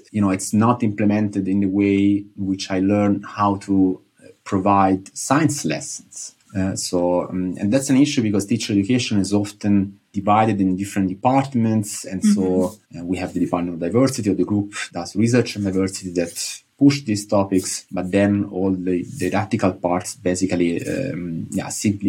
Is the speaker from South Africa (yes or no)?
no; Italy; moved away as an adult; also born or lived in Nijmegen; I'm from Italy